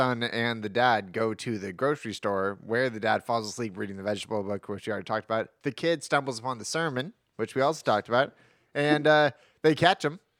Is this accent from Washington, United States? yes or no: no; Brentwood, California, United States; I'm from Brentwood.